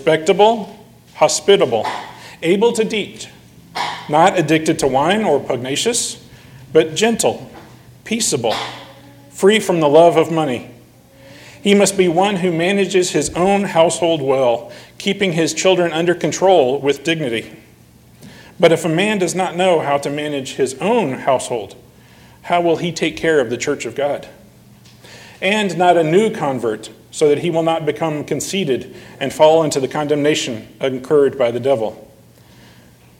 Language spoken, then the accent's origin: English; United States; as American citizens